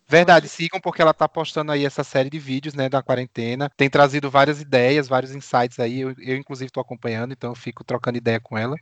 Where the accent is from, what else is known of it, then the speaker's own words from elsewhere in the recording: Northeast Region, Brazil; now in São Paulo, Brazil; os dois nordestinos no escritório